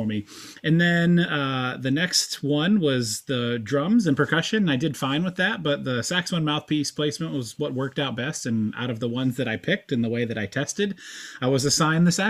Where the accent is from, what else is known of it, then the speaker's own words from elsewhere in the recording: Fort Mill, South Carolina, United States; also born or lived in upstate New York; now in Tennessee, United States; when I was about second, third grade, my parents relocated down to the Charlotte area. We settled on the south side of the border in Fort Mill, South Carolina